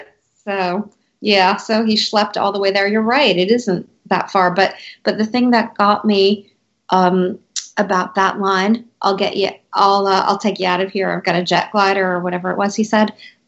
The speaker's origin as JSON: {"language": "English", "town": "New York City", "region": "New York", "country": "United States", "said": "that's a New Yorker thing, though. I mean, we walk everywhere."}